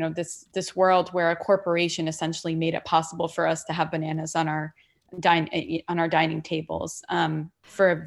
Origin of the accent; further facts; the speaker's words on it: Saudi Arabia; also born or lived in Palestine; now in United States; I'm Palestinian originally, and I was born in Saudi Arabia. And so we both immigrated to this country